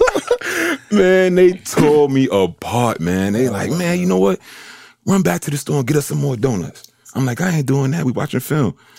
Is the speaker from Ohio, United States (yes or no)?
no; New York City, New York, United States; I'm, I'm from New York